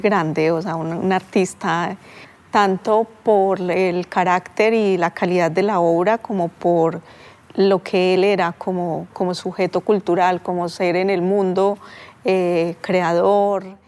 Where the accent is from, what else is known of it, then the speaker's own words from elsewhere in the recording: Pereira, Risaralda, Colombia; mi pueblo, de Pereira